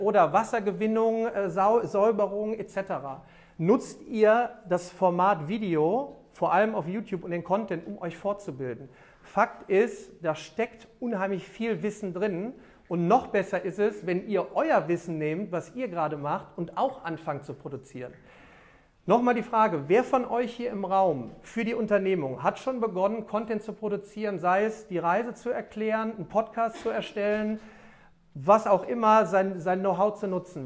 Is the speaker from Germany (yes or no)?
yes; Remscheid, North Rhine-Westphalia, Germany; in meiner Heimatstadt, ich komme aus Remscheid